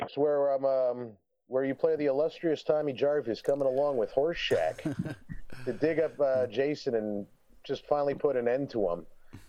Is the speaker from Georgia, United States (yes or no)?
no; New Jersey, United States; also born or lived in Las Vegas, Nevada; now in Arizona, United States; coming from Las Vegas, where I'm originally from, to I grew up in New Jersey, then we moved to Las Vegas.